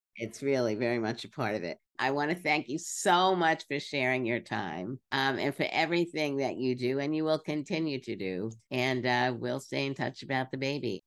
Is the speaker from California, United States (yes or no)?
no; New York City, New York, United States; I grew up in Brooklyn